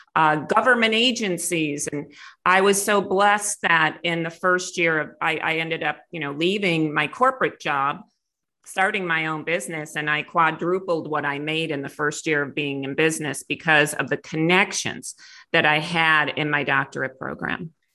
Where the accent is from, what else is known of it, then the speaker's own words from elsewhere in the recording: Clarence, New York, United States; moved away; I grew up in outside of Buffalo, New York, in a little town called Clarence